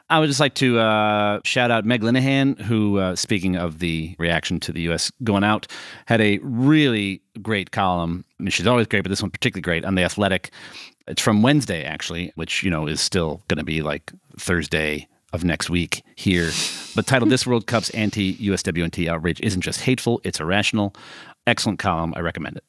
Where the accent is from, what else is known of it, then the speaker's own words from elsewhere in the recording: Chicago, Illinois, United States; as a Chicagoan